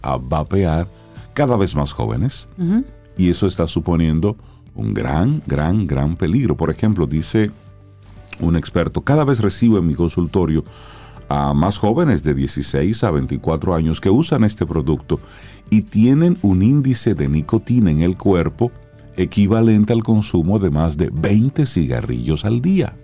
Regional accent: Dominican Republic

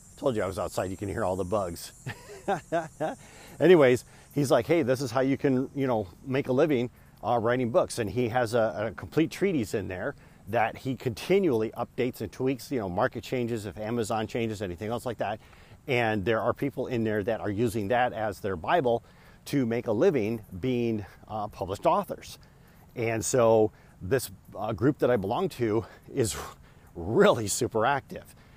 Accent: Michigan, United States; I am from Michigan

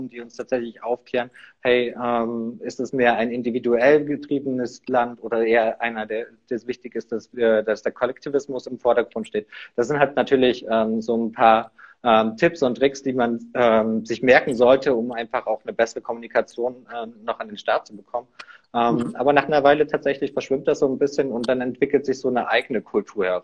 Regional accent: Saxony, Germany; Nee, ursprünglich komme ich aus der Nähe von Leipzig.

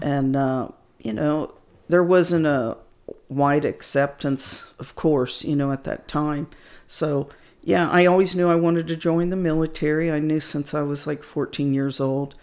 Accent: Wichita, Kansas, United States; now in San Antonio, United States; I was in my hometown of Wichita, Kansas

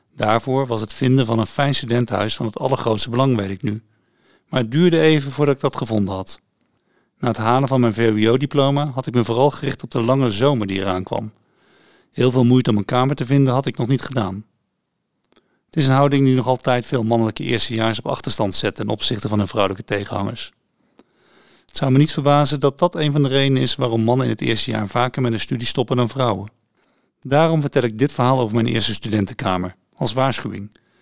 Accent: Oss, North Brabant, Netherlands; moved away as an adult; also born or lived in Utrecht; Ik kwam dan wel uit Os, een stad met een roemrucht mestrekkersverleden

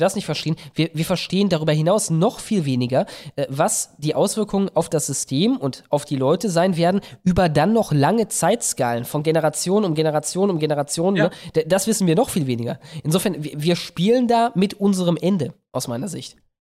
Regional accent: West Germany, Germany; Ich komme aus Westdeutschland und das ist halt eine andere Kiste.

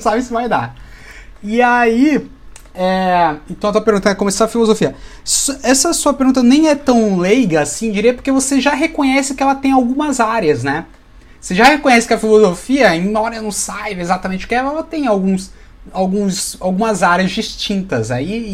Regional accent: Santos, São Paulo, Brazil; Sou de Santos, então sou do Vitoral de São Paulo

